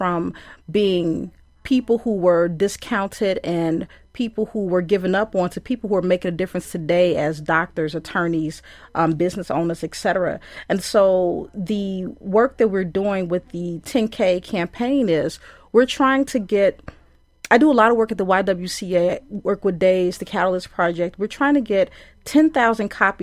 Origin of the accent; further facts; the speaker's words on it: Chicago, Illinois, United States; now in Madison, United States; I'm from Chicago and I'm a woman who's in Madison